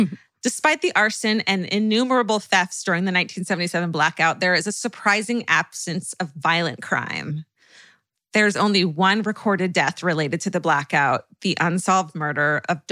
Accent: Orange County, California, United States; moved away; Okay, I'm from Orange County.

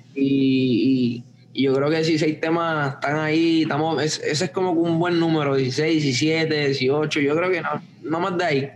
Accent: Puerto Rico; yo me crié en Puerto Rico, so crecí con, ese sazón y ese flavor

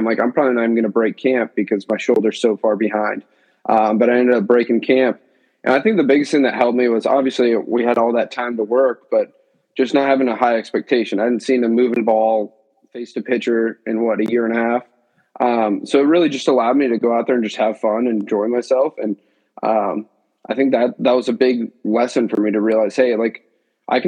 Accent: Virginia, United States; now in Rhode Island, United States; I'm up here now. I'm actually from Virginia.

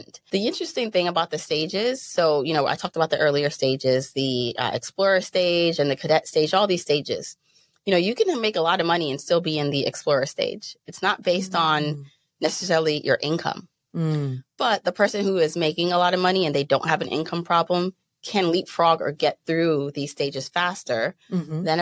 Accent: Jamaica; also born or lived in Brooklyn, New York; now in United States; I was born in Jamaica.

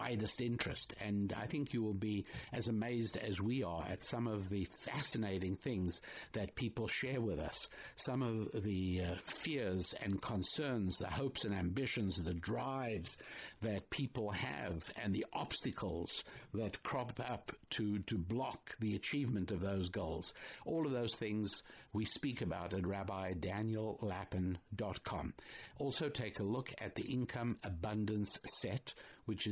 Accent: United States; me, as an American

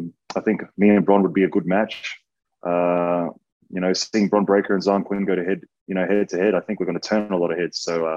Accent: Brisbane, Queensland, Australia; moved away; They were fortunate enough to come watch me over in Brisbane, in my hometown.

